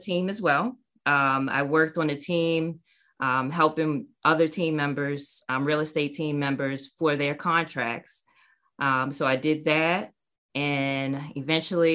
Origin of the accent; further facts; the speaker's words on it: Maryland, United States; moved away as an adult; also born or lived in North Carolina; I moved back to my hometown to be close to my family in Maryland.